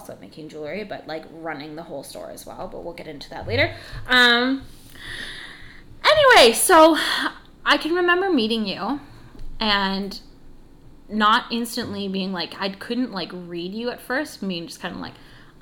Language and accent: English; Canada; We're Canadian